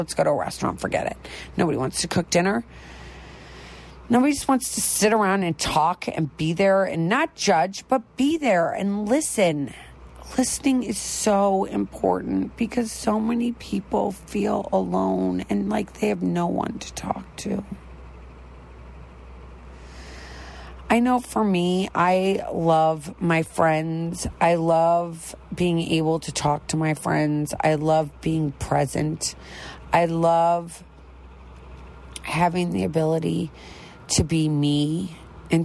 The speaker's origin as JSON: {"language": "English", "region": "Midwest", "country": "United States", "said": "I'm from the Midwest"}